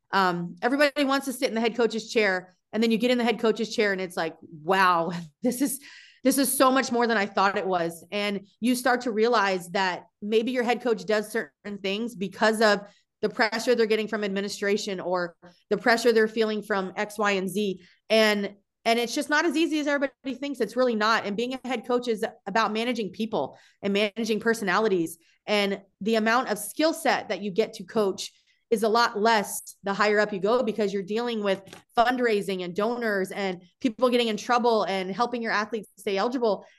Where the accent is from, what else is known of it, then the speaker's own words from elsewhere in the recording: South Florida, United States; moved away as an adult; also born or lived in Madison, Wisconsin; growing up in South Florida